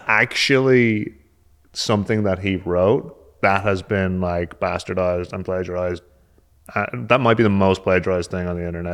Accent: just south of Dublin, born in Dalgony, Leinster, Ireland; moved away; also born or lived in Limerick (parents) / New York, United States; I'm actually from just south of Dublin. Uh, I was born in Dalgony, which is, like, in the Wicklow Mountains

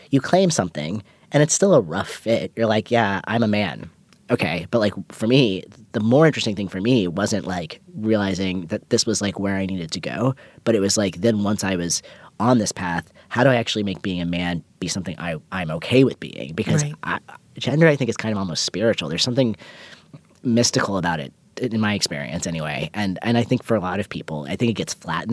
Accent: hometown near Pittsburgh, Pennsylvania, United States; moved away; I always pass through Pittsburgh, and I always avoid my hometown

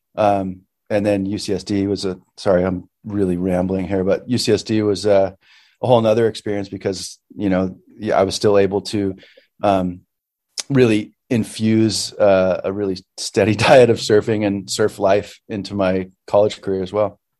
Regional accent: Santa Paula, California, United States; grew up in uh, Santa Paula, which is like um, about 12 or I don't know, like 15 minutes inland from Ventura

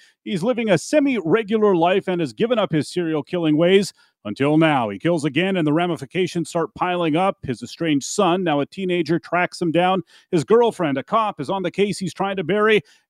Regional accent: Winnipeg, Manitoba, Canada; We're from Winnipeg

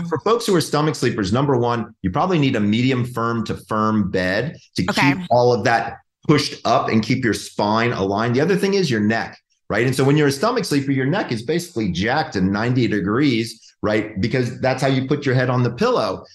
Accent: Georgia, United States; moved away; I'm from Georgia. Like it's like old home for me.

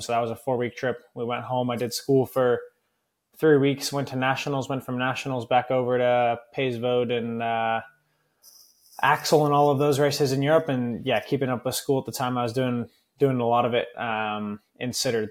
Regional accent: Northern California, United States; moved away as an adult; I grew up in Northern California racing a lot of the local crits and road races

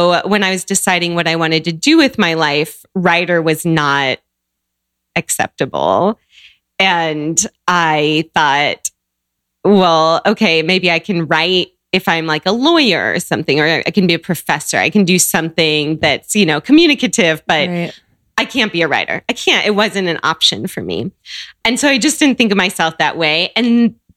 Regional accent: Seattle, Washington, United States; moved away as an adult; also born or lived in Chicago / Santiago; I grew up in Seattle

